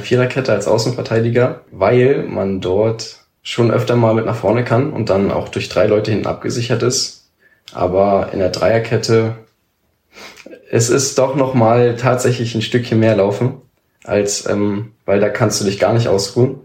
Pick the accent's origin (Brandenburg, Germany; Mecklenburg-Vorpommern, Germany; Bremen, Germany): Brandenburg, Germany; Senzig; bei uns in Senzig